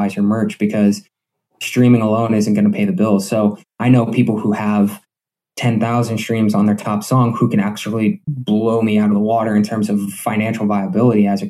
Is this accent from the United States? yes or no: yes; Scranton, Pennsylvania, United States; also born or lived in New York City; I grew up in West Granton my whole life. I went to West Granton High School